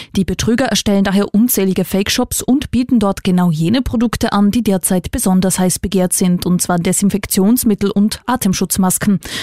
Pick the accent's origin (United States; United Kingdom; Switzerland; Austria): Austria; Bei uns in Österreich